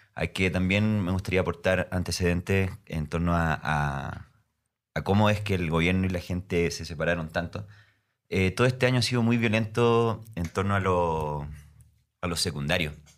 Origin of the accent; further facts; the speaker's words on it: Concepción, Biobío, Chile; now in Santiago, Chile; soy de Concepción, Chile, una ciudad más o menos al